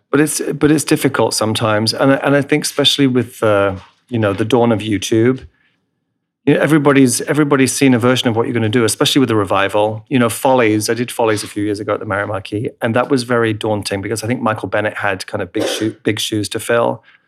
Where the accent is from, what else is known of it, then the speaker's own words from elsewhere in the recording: England, United Kingdom; moved away; I'm English in my roots, right, in my heritage